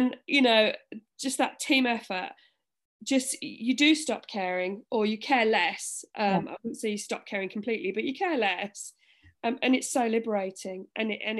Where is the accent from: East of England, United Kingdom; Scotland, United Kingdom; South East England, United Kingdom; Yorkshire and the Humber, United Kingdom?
Scotland, United Kingdom; Orkney; I'm from Orkney